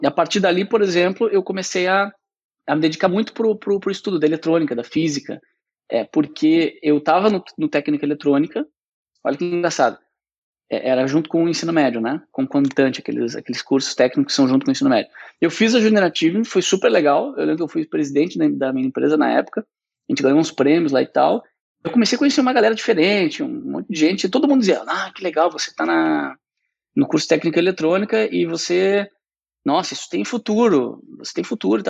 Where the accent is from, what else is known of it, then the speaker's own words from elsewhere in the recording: Porto Alegre, Rio Grande do Sul, Brazil; eu nasci em Porto Alegre, né? Fui criado numa família de classe média